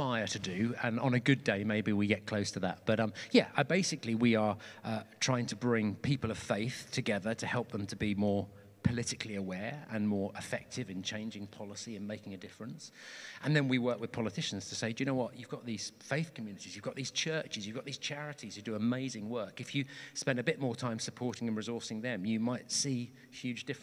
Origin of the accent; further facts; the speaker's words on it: Portsmouth, South East England, United Kingdom; I grew up in Portsmouth on the south coast